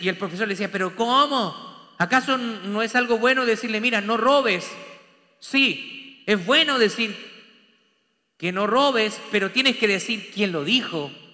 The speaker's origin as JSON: {"language": "Spanish", "country": "Chile", "moved": "as an adult", "lives_now": "Texas, United States", "said": "yo soy de Chile"}